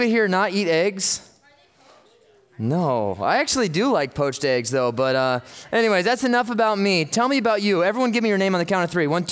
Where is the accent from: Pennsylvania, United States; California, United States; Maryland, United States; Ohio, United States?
California, United States; Los Angeles; I am from the Los Angeles area